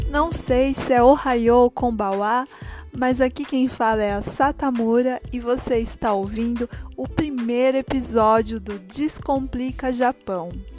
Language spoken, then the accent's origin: Portuguese; Brazil; now in Japan; Como brasileiro